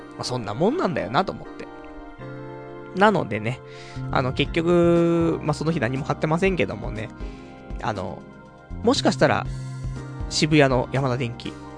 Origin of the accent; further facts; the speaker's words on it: Saitama, Japan; 埼玉生まれ、埼玉育ち